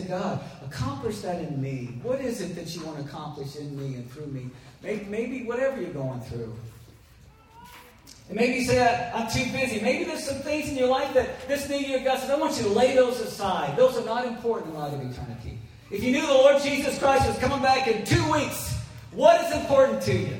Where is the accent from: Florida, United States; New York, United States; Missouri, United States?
Missouri, United States; I grew up in Missouri